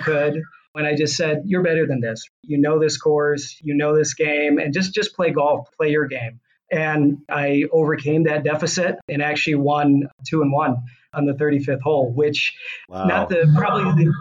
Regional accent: Michigan, United States; I grew up in Michigan myself

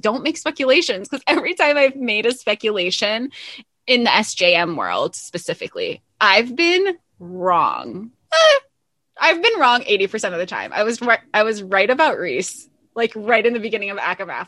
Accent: the South, United States; growing up in the South

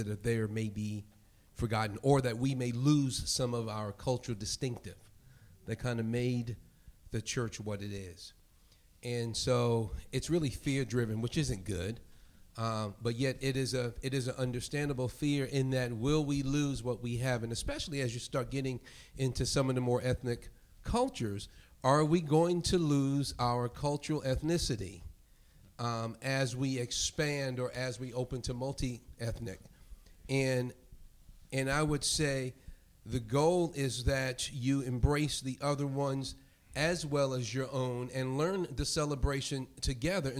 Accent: New York City, New York, United States; moved away; also born or lived in Europe; growing up in New York, the minority in that most of the people in my church were from the Caribbean. My parents were from the rural South

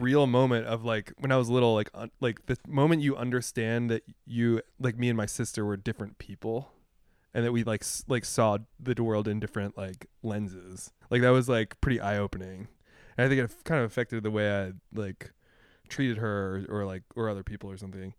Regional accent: Pennsylvania, United States; I grew up in Pennsylvania

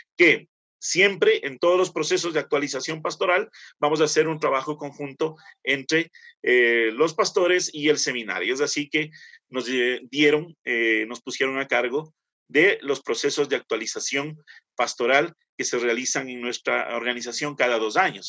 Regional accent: Quito, Pichincha, Ecuador; soy quiteño

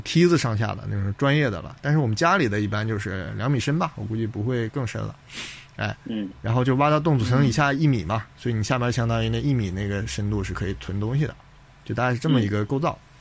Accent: Northeast China, China; moved away; 我们老家东北啊

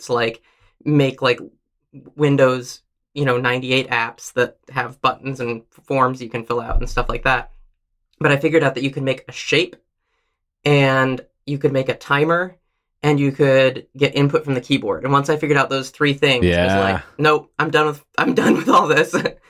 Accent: Princeton, New Jersey, United States; also born or lived in Minnesota / Oregon / California; I was born in Minnesota, but moved to Oregon when I was 1 year old and lived in Oregon through the end of elementary school in a suburb of Portland, Oregon. Then moved to Princeton, New Jersey for middle school and high school.

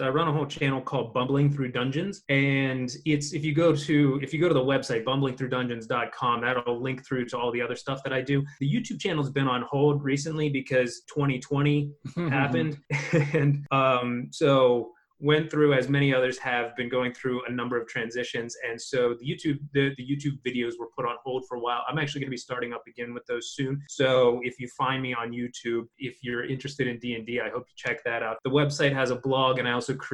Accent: Youngstown, Ohio, United States; also born or lived in Evansville, Indiana; now in Columbus, United States; I'm currently in Columbus, Ohio. I'm originally from Youngstown. Went to Youngstown State. That's where I'm from.

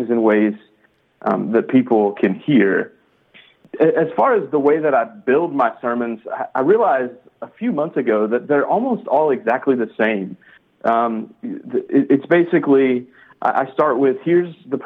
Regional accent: Memphis, Tennessee, United States; moved away as an adult; also born or lived in Birmingham, Alabama; now in Decatur, United States; I grew up in Memphis, Tennessee. I am not from Georgia originally.

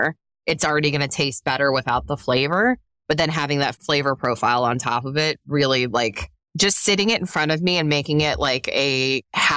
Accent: Pittsburgh, Pennsylvania, United States; I'm from Pittsburgh, Pennsylvania. It is pop.

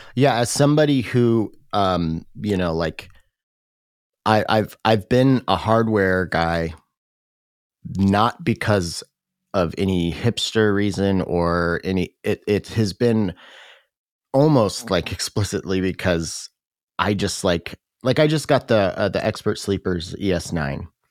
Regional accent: Tacoma, Washington, United States; in Tacoma, my hometown.

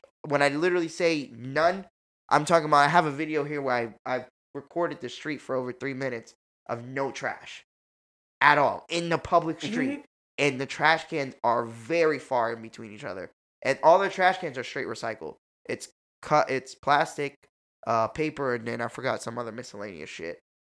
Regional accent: New York City, New York, United States; I'm from New York City

